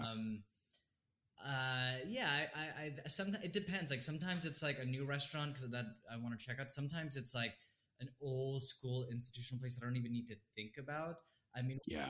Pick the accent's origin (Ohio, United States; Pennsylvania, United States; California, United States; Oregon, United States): California, United States; East Bay; now in New York, United States; I was born in California, the Bay Area, East Bay Pride